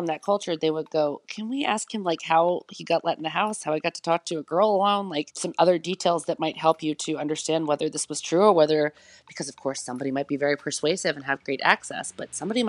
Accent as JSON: {"language": "English", "country": "United States", "lives_now": "Berlin, Germany", "said": "Well, as you can tell from my accent, I am from the United States originally, but I'm living here in Berlin, Germany now."}